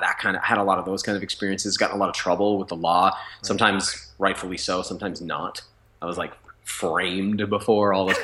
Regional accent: New Hampshire, United States; I grew up in New Hampshire to a mom with mental illness

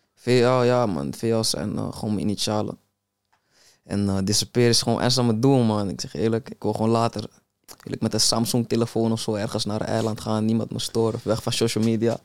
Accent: Amsterdam, North Holland, Netherlands; ik ben opgegroeid in de Belmer

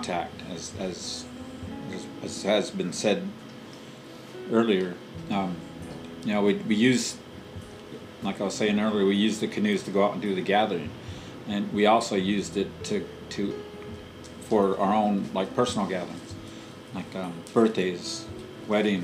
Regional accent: Swinomish community, Washington, United States; born or raised there

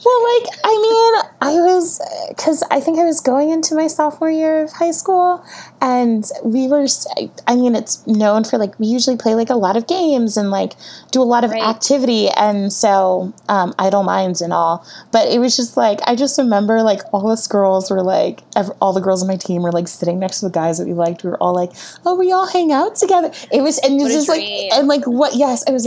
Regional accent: Connecticut, United States; I grew up in Connecticut

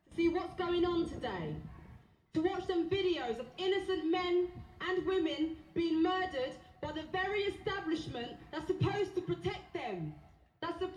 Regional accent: Essex, East of England, United Kingdom; I grew up in Essex, which struggles to accept diversity

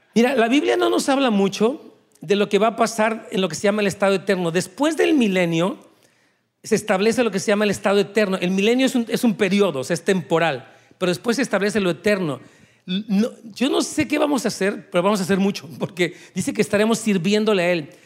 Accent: Mexico; moved away as an adult; yo salí de México hace 20 años, junto con mi esposa

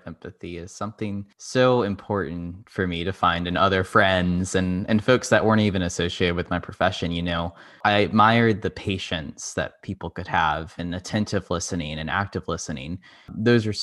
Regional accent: Cary, North Carolina, United States; also born or lived in South America; I grew up in Cary, North Carolina.

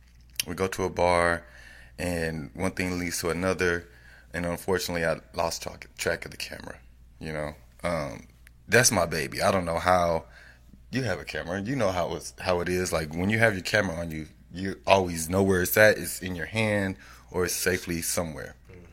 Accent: Austin, Texas, United States; Why don't you support me? I'm from Austin.

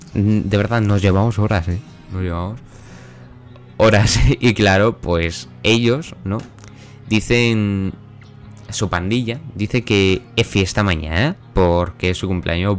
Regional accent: Villanueva de la Serena, Extremadura, Spain; yo al parecer soy de Villanueva de la Serena

